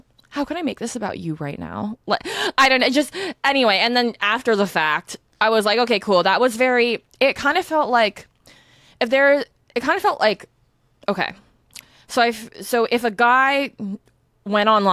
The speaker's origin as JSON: {"language": "English", "region": "Northern California", "country": "United States", "tie": "born or raised there", "said": "growing up in NorCal"}